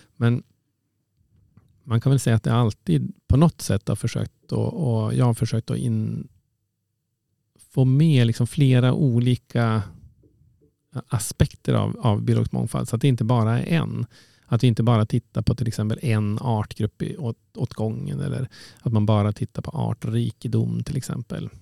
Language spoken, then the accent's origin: Swedish; Umeå, Västerbotten County, Sweden; also born or lived in Uppsala; Jag är född och uppvuxen i, i Umeå